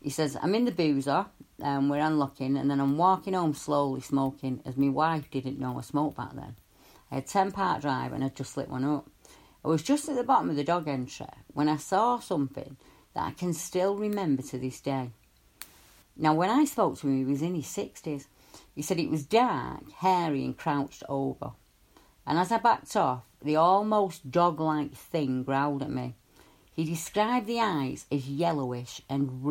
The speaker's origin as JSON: {"language": "English", "town": "Salford", "region": "North West England", "country": "United Kingdom", "tie": "born or raised there", "said": "in my hometown, and I'm sorry if my accent gets a bit thicker, but in my hometown"}